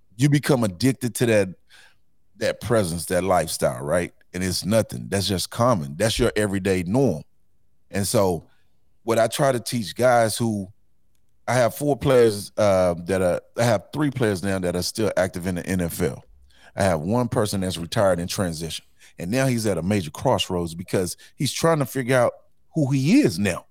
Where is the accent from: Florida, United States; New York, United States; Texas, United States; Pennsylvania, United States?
Texas, United States; Houston; I grew up in Fifth Ward